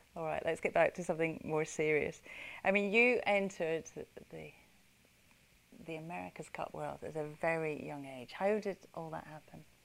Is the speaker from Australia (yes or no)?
no; United Kingdom